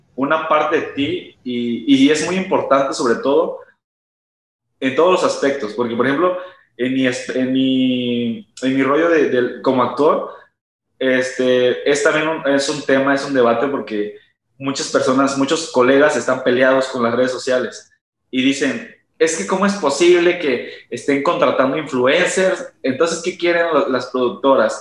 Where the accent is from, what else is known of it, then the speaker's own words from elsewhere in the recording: Hidalgo, Mexico; moved away as an adult; now in Monterrey, Mexico; yo soy originario de Hidalgo. Actualmente vivo en Monterrey, como dice Sam, pero pues yo viví muchos años de mi vida en Hidalgo.